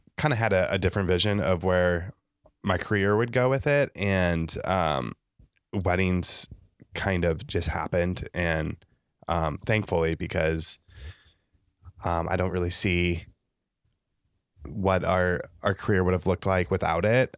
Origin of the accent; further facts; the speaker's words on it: Le Mars, Iowa, United States; also born or lived in Lincoln, Nebraska; now in Nebraska, United States; I'm originally from Northwest Iowa, a s, s, a small town called Lamar's, Iowa.